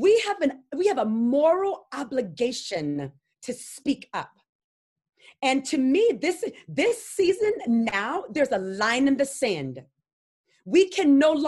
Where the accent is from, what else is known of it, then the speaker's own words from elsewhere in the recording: Louisiana, United States; I'm from the South, from Louisiana, where the Ku Klux Klan had meetings at my school.